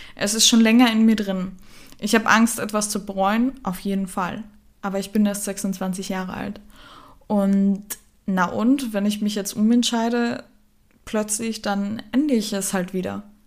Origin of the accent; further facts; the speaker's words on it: Germany; moved away as an adult; also born or lived in Austria; in meiner Heimat, wo ich geboren bin